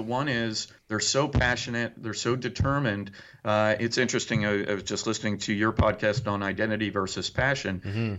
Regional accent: New Jersey, United States; now in Indiana, United States; I grew up in New Jersey

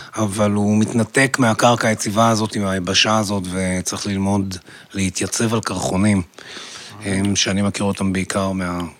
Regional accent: Haifa, Haifa District, Israel; אני גדלתי בחיפה

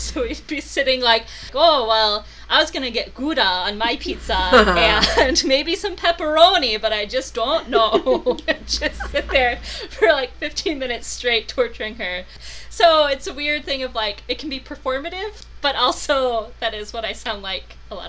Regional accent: rural western Wisconsin, United States; moved away as an adult; also born or lived in Texas / Madison, Wisconsin / Milwaukee, Wisconsin; now in Minnesota, United States; So my brother and I were both born in Texas, and then we moved up to Wisconsin when I was 3 and a half. I grew up in rural western Wisconsin for most of my life

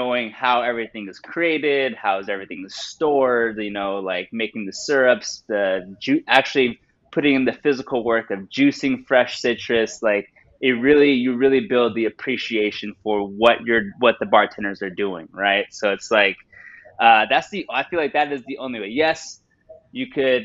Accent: San Diego, California, United States; also born or lived in Bay Area; now in Los Angeles, United States; I was born in LA, raised in San Diego, went up to the Bay Area and got my bachelor's in audio engineering

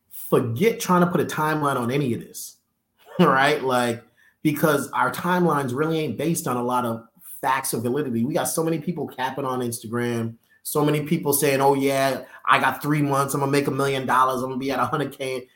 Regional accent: Boston, Massachusetts, United States; also born or lived in New York; now in Atlanta, United States; I'm from Boston

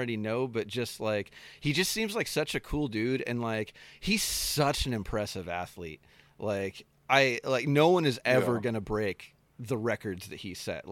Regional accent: Anaheim, California, United States; I grew up in Anaheim

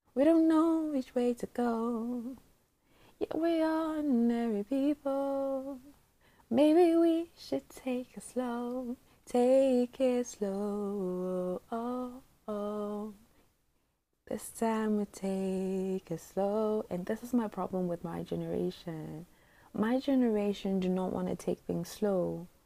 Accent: Botswana; also born or lived in Eastern Region, Ghana; I spent the whole of my life in Botswana, so I'm a Ghanaian

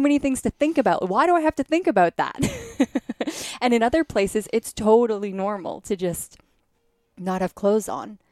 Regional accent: Canada; I grew up in Canada

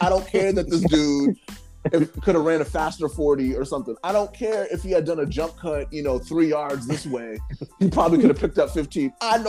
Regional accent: Boston, Massachusetts, United States; I think this is the Bostonian.

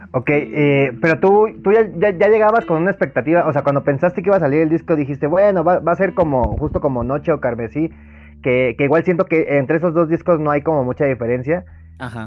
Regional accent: Mexico; uno como, mexicano

